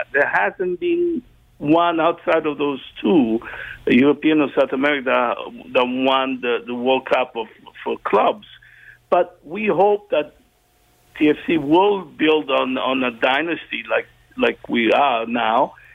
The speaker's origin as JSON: {"language": "English", "country": "Italy", "tie": "born or raised there", "moved": "yes", "lives_now": "Canada", "said": "growing up in Italy"}